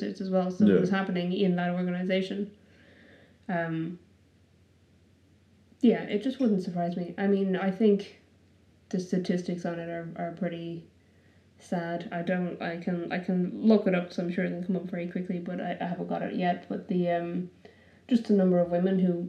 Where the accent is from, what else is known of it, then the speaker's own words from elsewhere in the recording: Ireland; now in Wellington, New Zealand; I grew up in Ireland